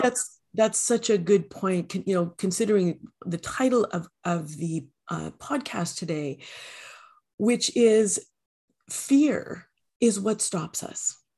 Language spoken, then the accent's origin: English; Canada; I am a Canadian